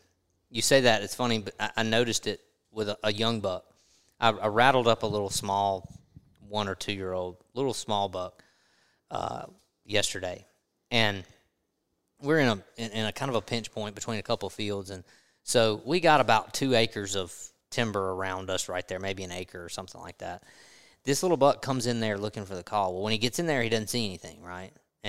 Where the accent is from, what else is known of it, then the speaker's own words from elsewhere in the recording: Mississippi, United States; Mississippi and Louisiana are very similar, and I grew up in Mississippi, but I've been in Louisiana for a long time